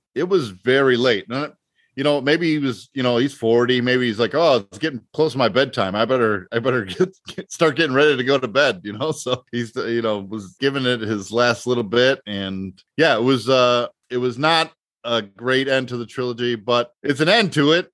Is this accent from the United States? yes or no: yes; United States; I'm from the States